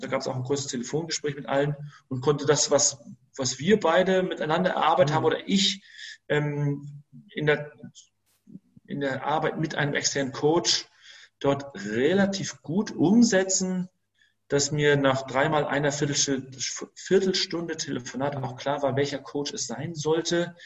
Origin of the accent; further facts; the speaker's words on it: Greater Hamburg area, Germany; moved away as an adult; also born or lived in Saxony-Anhalt; ich bin aus dem Großraum Hamburg, habe ich mich nach Sachsen-Anhalt orientiert